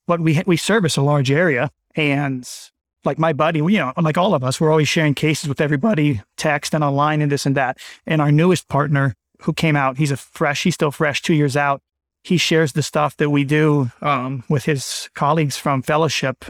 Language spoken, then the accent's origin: English; Bethesda, Maryland, United States; moved away as an adult; also born or lived in Pittsburgh / Miami; now in Winchester, United States; I'm from Bethesda, Maryland, middle-income family, Born and raised Maryland